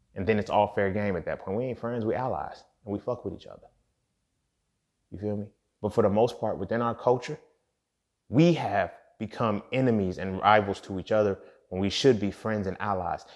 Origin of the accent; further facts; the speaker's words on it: United States; we're all American